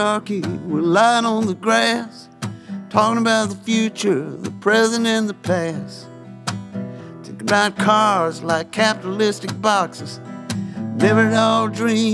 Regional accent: Waycross, Georgia, United States; also born or lived in Libya / Albany, Georgia / Tampa, Florida; a place that Billy Ray and I grew up in Waycross called Dog Hill.

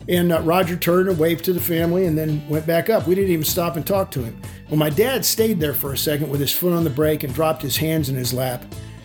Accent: Dallas, Texas, United States; I grew up in the North Dallas area playing football at J.J. Pierce High School in North Dallas or in Richardson.

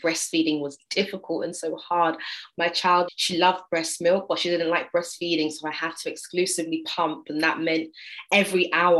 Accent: England, United Kingdom; being British, but from England

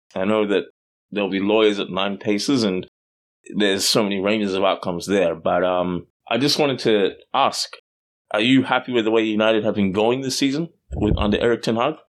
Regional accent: Australia; I grew up in Australia

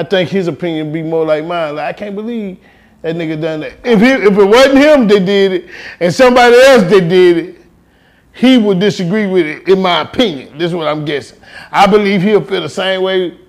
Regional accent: Houston, Texas, United States; I'm from Houston, from the north side of Houston, right around the corner, and it was all the way up until I was damn near grown

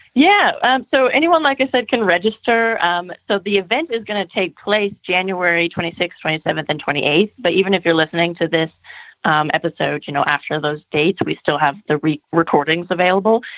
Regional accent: California, United States; moved away; also born or lived in United Kingdom / Germany; I am Californian

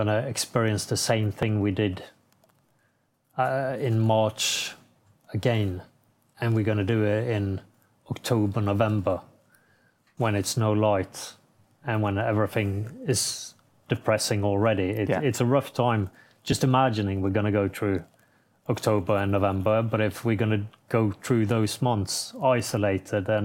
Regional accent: Norway

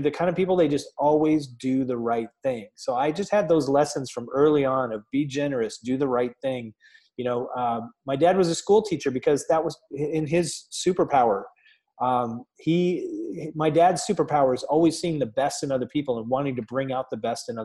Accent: Chelsea, Michigan, United States; now in Columbus, United States; my little town of Chelsea, Michigan, just outside of Ann Arbor

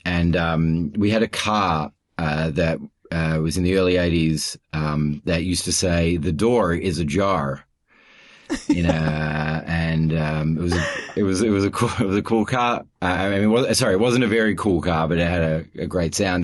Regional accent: Melbourne, Victoria, Australia; also born or lived in Toronto, Canada; now in Sydney, Australia; I'm in Sydney. Uh, I'm from Melbourne

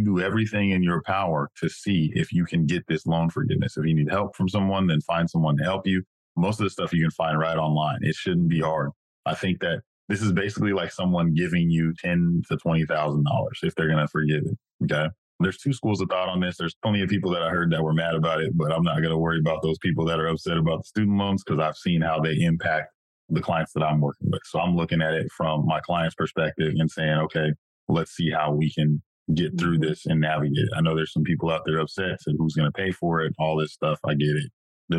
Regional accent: Madera, California, United States; I'm from Madera, California, the thriving metropolis

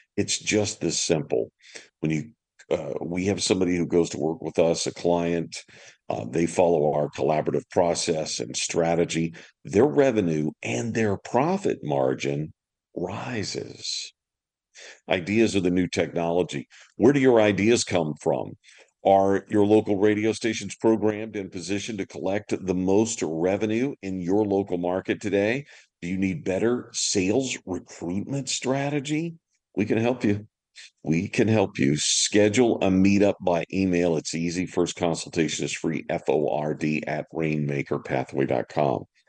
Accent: Deep South, United States; accent: Southern; moved away as an adult; also born or lived in California; I was from the deep South, so I had a, a terrible Southern accent

